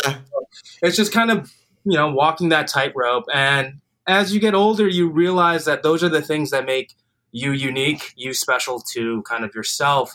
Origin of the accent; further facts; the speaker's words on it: Highland Park, Illinois, United States; I grew up in Highland Park, suburb of Chicago